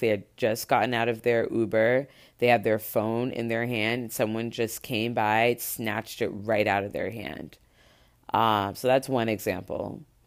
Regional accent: Miami, Florida, United States; this is in Miami, this is in my hometown

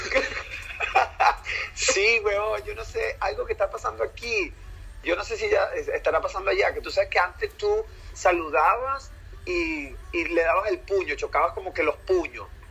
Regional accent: Venezuela; now in Canada; gente que es de Venezuela, en el caso de nosotros

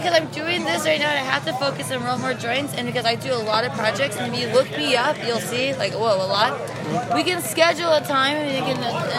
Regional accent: California, United States; moved away; also born or lived in Israel; I was born in California. I lived abroad. I'm a dual citizen in Israel as well. I just moved back here 2 months ago to California, and I moved to Venice Beach 2 weeks ago, 3 weeks ago.

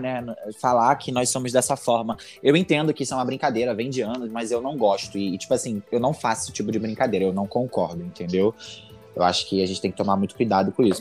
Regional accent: Brazil; eu sou brasileiro

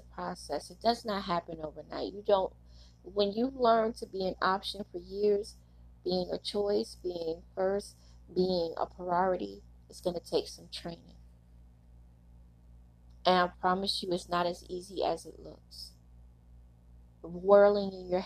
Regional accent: New York City, New York, United States; I was a girl growing up in Brooklyn.

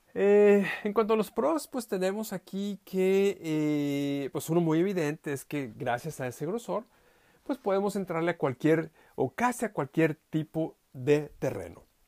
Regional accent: Saltillo, Coahuila, Mexico; moved away; mi ciudad de origen, eh, allá en Saltillo, México, en el norte

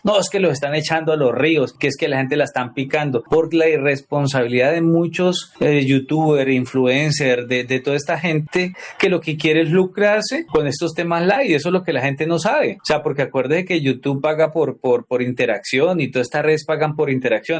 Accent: Colombia; aquí en Colombia escuchábamos salsa

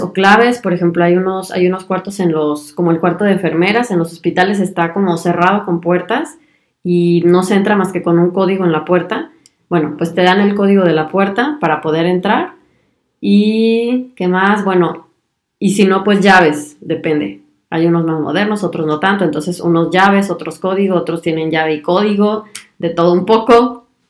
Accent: Mexico; moved away as an adult; now in Germany

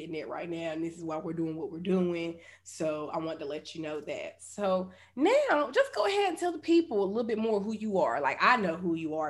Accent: Charlotte, North Carolina, United States; I'm from here. I'm from Charlotte. Like, this is my hometown.

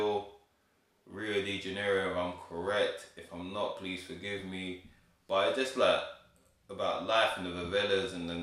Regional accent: Ghana; I'm from Ghana

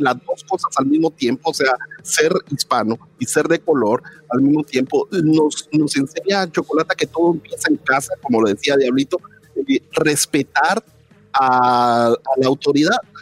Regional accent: Guatemala; moved away as an adult; also born or lived in Guatemala City; now in United States; soy guatemalteco. Entonces llego a este país

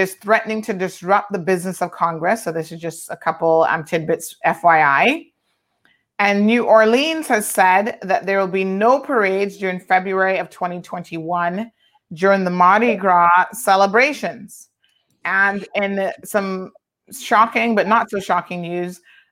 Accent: Cayman Islands; us Caymanians

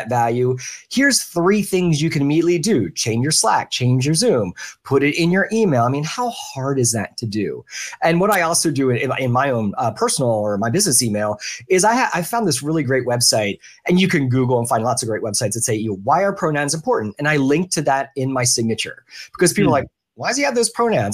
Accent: Philadelphia, Pennsylvania, United States; now in Orlando, United States; I grew up in the Philadelphia area.

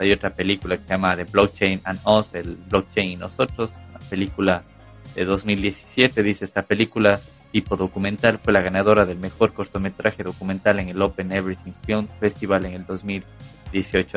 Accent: Ecuador; José y yo somos de Ecuador

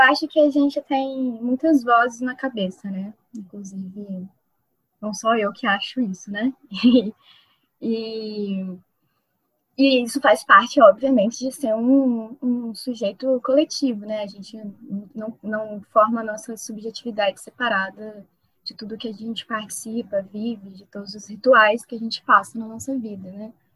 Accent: Campos dos Goytacazes, Rio de Janeiro, Brazil; eu sou é, de Campos, do Casas, interior do Rio de Janeiro

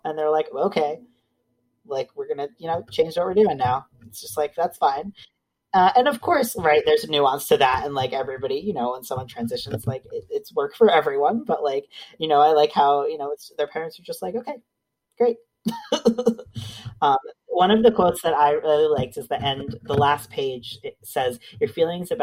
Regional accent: United States; now in Canada; I'm originally from the States

